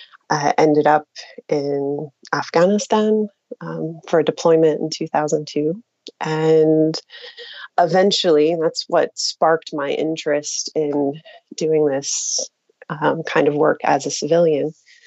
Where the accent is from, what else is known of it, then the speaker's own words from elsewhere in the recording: Pennsylvania, United States; moved away; also born or lived in United Kingdom / Lebanon / Turkey; Actually, when I'm from Pennsylvania, and when I go back home now, because I've spent 10 years living in the UK and Lebanon and Turkey, people back home will ask me, where are you from? You have an accent.